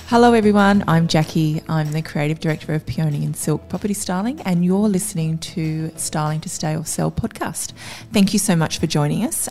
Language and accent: English; Avoca Beach, New South Wales, Australia; now in Newcastle, Australia; I grew up on the Central Coast, which is the area between Newcastle and Sydney at the beautiful Avoca Beach.